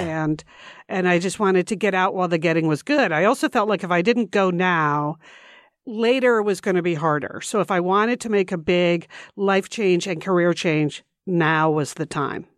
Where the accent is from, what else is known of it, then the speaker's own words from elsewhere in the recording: Connecticut, United States; We grew up right outside of New York City in Connecticut.